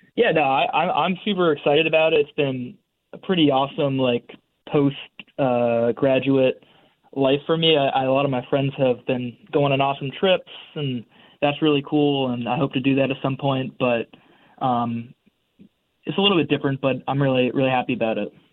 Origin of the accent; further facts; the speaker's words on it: Madison, Connecticut, United States; moved away as an adult; also born or lived in Williamstown, Massachusetts; now in Cambridge, United States; born and raised in Madison, Connecticut